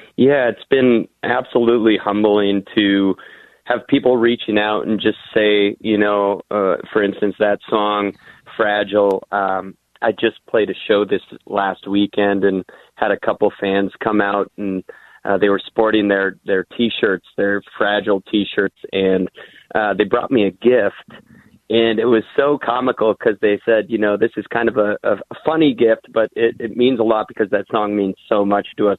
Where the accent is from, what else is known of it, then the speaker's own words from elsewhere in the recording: the Iron Range, Minnesota, United States; I'm proud to be from the Iron Range, and um, you know, it's it's interesting growing up there.